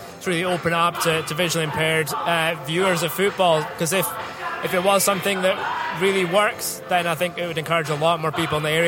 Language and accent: English; Scotland, United Kingdom; being a Scot